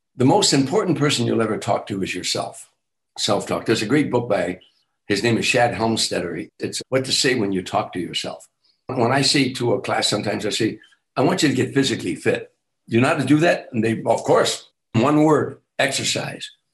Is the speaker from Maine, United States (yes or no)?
no; Chicago, Illinois, United States; moved away as an adult; I'm from Chicago